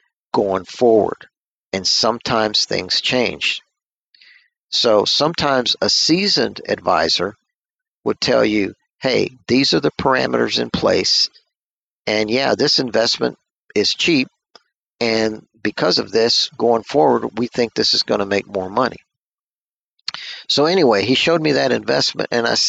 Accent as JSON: {"language": "English", "region": "Texas", "country": "United States", "said": "I'm from Texas."}